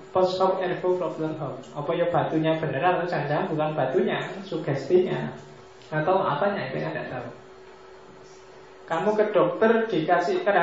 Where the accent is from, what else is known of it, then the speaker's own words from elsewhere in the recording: Mojokerto, East Java, Indonesia; di tempat saya, saya aslinya Mojokerto, zaman saya kecil itu orang sakit apapun datanya ke mantri